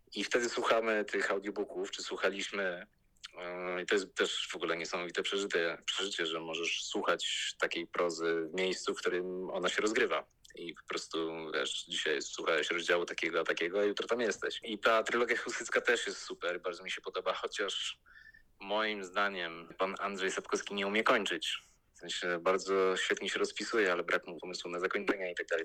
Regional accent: Łódź, Łódź Voivodeship, Poland; ja też jestem z Łodzi, kończył to liceum, które ja kończyłem

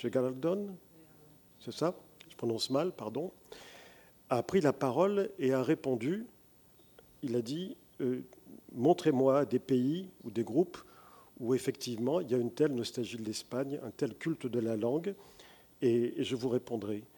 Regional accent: France; Je suis français, mais mon identité est multiple

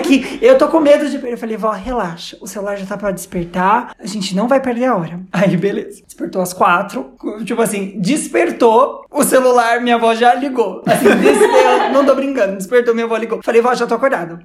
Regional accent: Brazil; eu sou do Brasil e não falo muito bem espanhol.

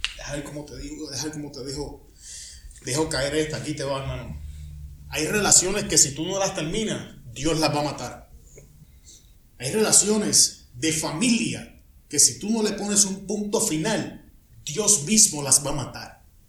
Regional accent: Puerto Rico; moved away; Yo soy puertorriqueño

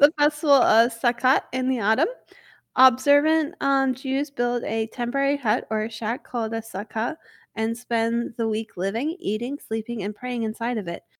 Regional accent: United States; I'm not English, I'm American

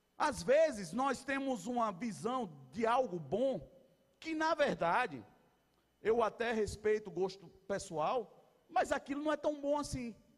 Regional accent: Brazil; somos brasileiros

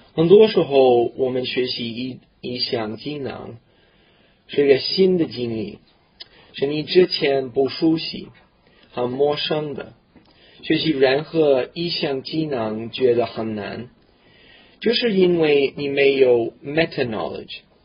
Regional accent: Canada; Chinese is a second language; 我是一个普通的加拿大人，我在一个小农村出生长大的。那地， 那地方很冷，比哈尔滨还冷，很孤立的一个小北方的那小村庄

